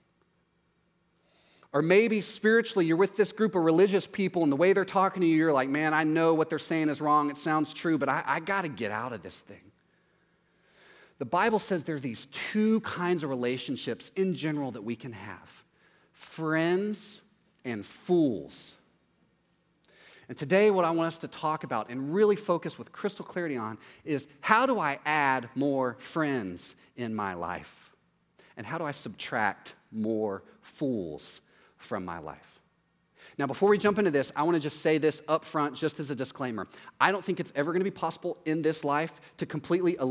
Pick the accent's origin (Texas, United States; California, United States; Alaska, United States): Texas, United States; East; in East Texas in my hometown